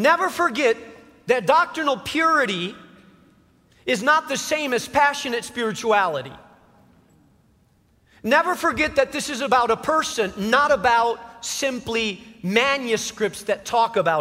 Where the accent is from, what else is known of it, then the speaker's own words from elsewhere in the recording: Chicago, Illinois, United States; I was from Chicago